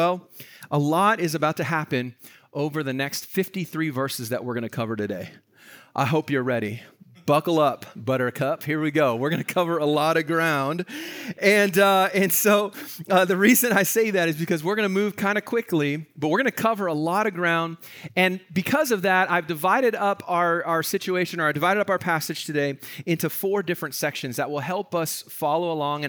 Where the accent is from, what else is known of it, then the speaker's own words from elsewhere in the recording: Vancouver, British Columbia, Canada; Like, I grew up here in Vancouver, so this is home for me. But there's certain neighborhoods where I grew up, as I drive through it